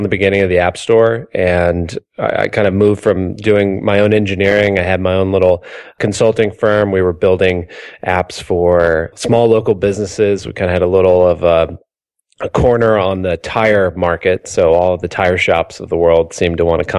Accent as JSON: {"language": "English", "region": "Mississippi", "country": "United States", "lives_now": "Boston, United States", "said": "I'm originally from Mississippi, and I can tell you that it is way past due for it to be warm here in Boston."}